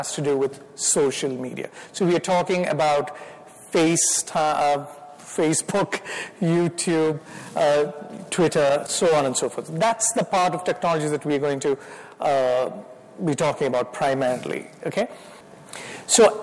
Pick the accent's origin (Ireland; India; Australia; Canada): India; accent: Indian; moved away as an adult; now in United States; my wife Miriam and I, we are from India. We came as graduate students, finished from Temple University. So I've been here for about 29 years. And if the Lord allows, I'll live the rest of my life here, but I will still have my Indian accent